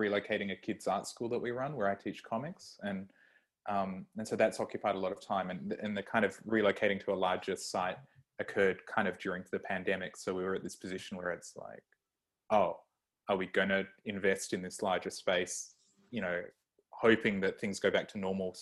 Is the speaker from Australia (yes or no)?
yes; Australia; I'm Australian